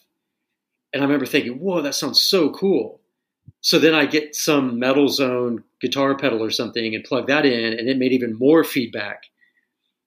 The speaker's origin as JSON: {"language": "English", "town": "Tulsa", "region": "Oklahoma", "country": "United States", "tie": "born or raised there", "said": "growing up in Tulsa"}